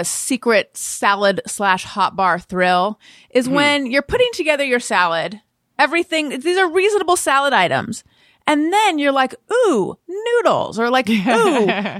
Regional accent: California, United States; Because we're both from Orange County, unfortunately.

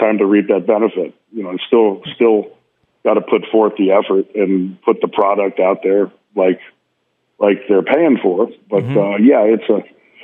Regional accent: Tulsa, Oklahoma, United States; moved away; I fly to Tulsa, Oklahoma to do the Tulsa Pop Kids Expo literacy event with my hometown

